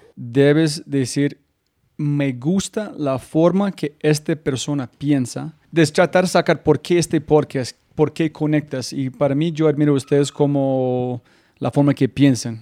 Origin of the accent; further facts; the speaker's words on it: United States; Spanish is a second language; moved away; soy gringo